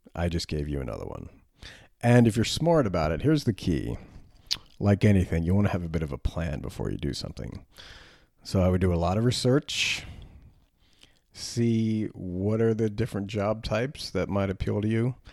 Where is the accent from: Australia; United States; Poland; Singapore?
United States; I'm an American